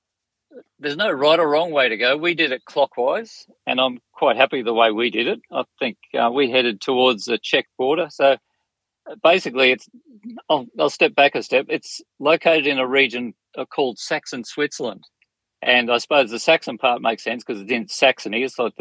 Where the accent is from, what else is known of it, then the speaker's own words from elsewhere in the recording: Australia; As an Australian